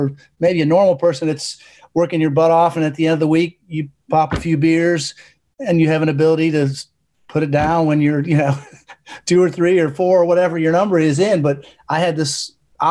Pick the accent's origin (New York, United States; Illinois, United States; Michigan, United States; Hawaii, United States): Illinois, United States; Chicago; Chicago, my hometown